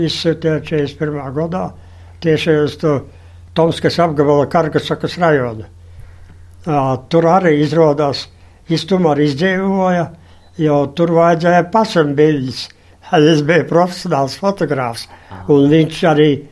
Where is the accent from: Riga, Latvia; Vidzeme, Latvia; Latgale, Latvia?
Latgale, Latvia; moved away as an adult; To es 60 gadus esmu projām no Latvijas